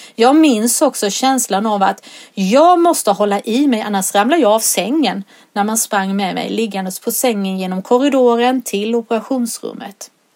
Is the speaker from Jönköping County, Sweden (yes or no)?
yes; Solberga, Jönköping County, Sweden; now in Sävsjö, Sweden; När jag var liten var den lek som oftast lektes hemma på Nässjövägen i Solberga